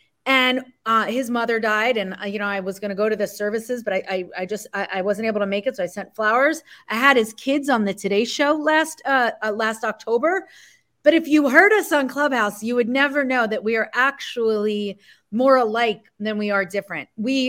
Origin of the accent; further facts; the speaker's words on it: New Jersey, United States; Argue, yeah, we're both from Jersey.